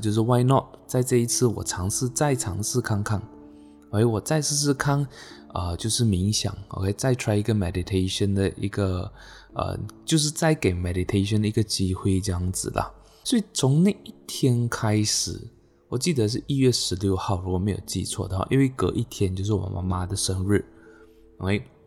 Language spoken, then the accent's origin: Chinese; Malaysia; 那我来自马来西亚，OK，今年二十五岁。